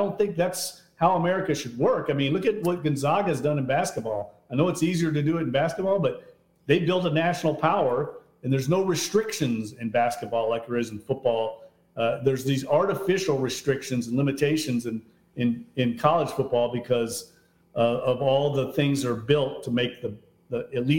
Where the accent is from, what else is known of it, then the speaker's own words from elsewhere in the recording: Louisville, Kentucky, United States; my formative years growing up in Louisville